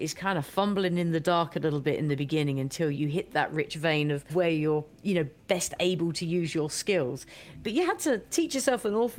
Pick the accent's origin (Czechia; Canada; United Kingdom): United Kingdom; being a Brit, we have a terrible palate, as you know.